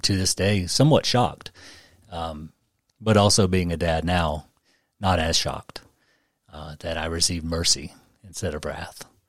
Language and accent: English; Memphis, Tennessee, United States; moved away as an adult; I was born and raised in Memphis and stayed there until I was around thirty